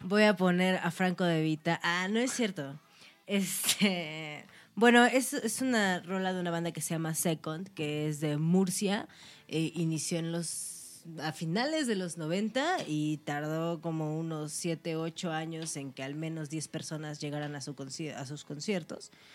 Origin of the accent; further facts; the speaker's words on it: Orizaba, Veracruz, Mexico; now in Mexico City, Mexico; en Orizaba, que es de donde yo soy